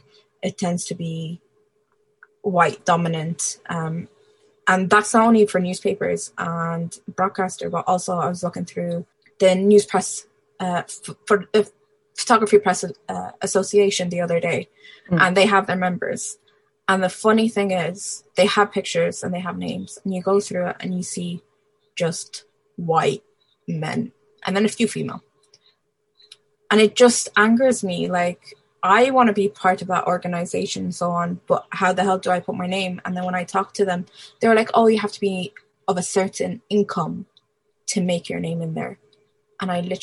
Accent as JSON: {"language": "English", "country": "Ireland", "tie": "born or raised there", "said": "I come from a migrant background, Libyan origins, born and raised in Ireland."}